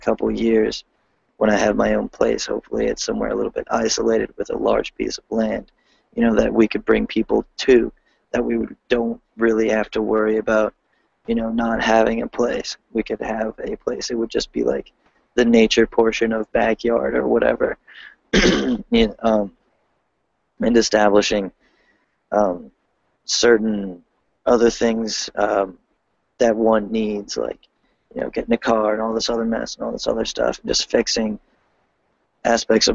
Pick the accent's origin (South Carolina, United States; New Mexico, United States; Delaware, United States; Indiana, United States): Delaware, United States; I'm from Delaware